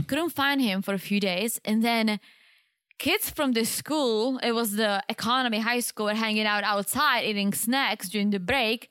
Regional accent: Czechia; moved away; In my hometown

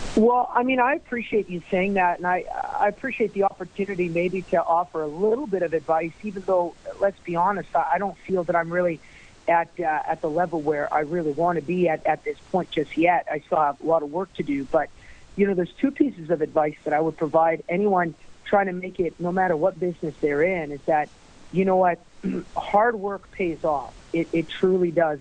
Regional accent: St. Paul, Alberta, Canada; my hometown of St. Paul

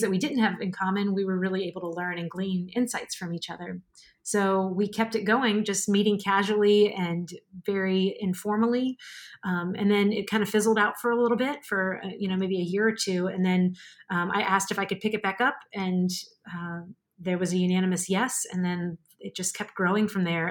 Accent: New Orleans, Louisiana, United States; moved away as an adult; also born or lived in Mobile, Alabama / Central Virginia / Melbourne, Florida; now in Orlando, United States; I am a Cajun from a very swampy town right outside of New Orleans

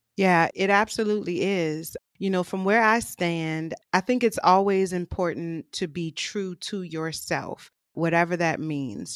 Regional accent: New Orleans, Louisiana, United States; I'm from New Orleans, born and raised

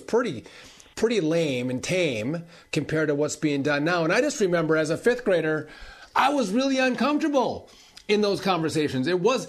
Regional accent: Wisconsin, United States; In my home state of Wisconsin, this school push to indoctrinate our kids, to sexualize our kids, is in full force and effect.

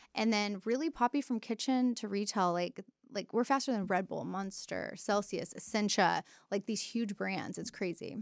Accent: Dallas, Texas, United States; also born or lived in Denton, Texas; now in Austin, United States; grew up in, like, Dal-, North Texas, like, Dallas area, went to school in Denton.

